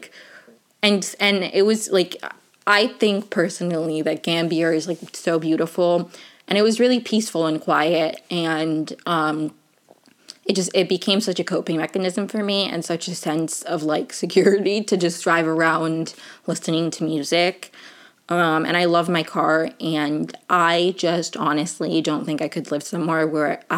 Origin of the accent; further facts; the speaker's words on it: Venezuela; moved away; I am in fact from Venezuela